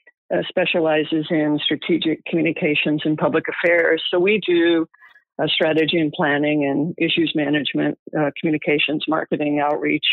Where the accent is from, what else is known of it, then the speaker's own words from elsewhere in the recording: Illinois, United States; moved away as an adult; also born or lived in Iowa; now in Palm Springs, United States; I was born and raised in Iowa and grew up in Illinois, went to school there